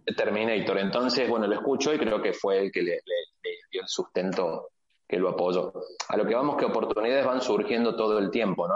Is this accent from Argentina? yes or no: yes; Argentina; moved away as an adult; now in Tijuana, Mexico; yo como argentino